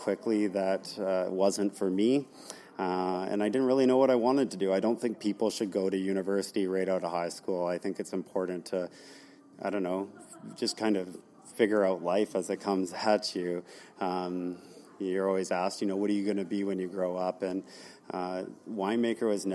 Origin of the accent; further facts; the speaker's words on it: Port Alberni, British Columbia, Canada; I was born in Port Alberni.